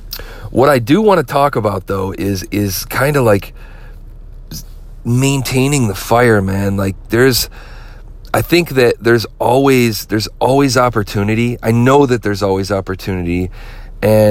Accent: Flint, Michigan, United States; Flint, Michigan, my hometown

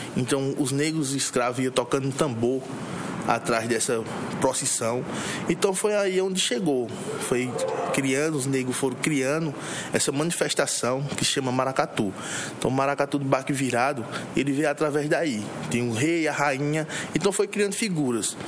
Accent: Arcoverde, Pernambuco, Brazil; nasci em Arco Verde no dia 21 de 5 de 92

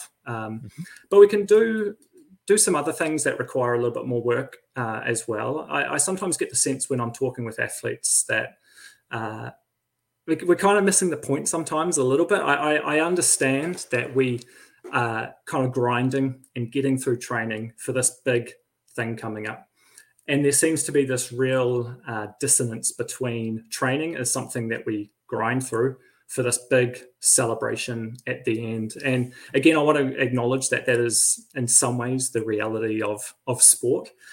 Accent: Christchurch, Canterbury, New Zealand; moved away as an adult; also born or lived in Wellington; now in Riverhead, New Zealand; We're both from Christchurch.

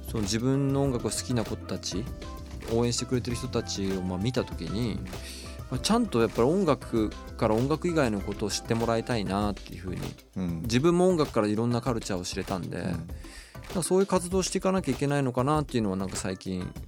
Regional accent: Hokkaido, Japan; moved away as an adult; now in Tokyo, Japan; 僕北海道出身なんですけど、

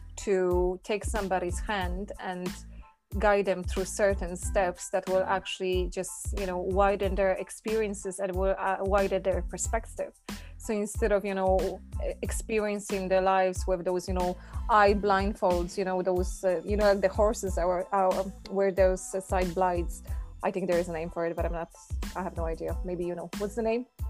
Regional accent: Poland; moved away; living in Poland and growing up in Poland

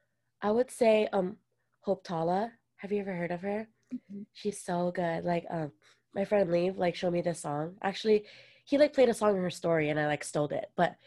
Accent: Philippines; accent: Filipino; This my Filipino accent almost came out.

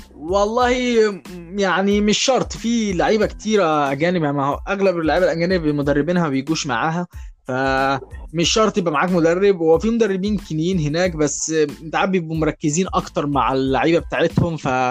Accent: Egypt; احنا كلنا يعني كمصريين

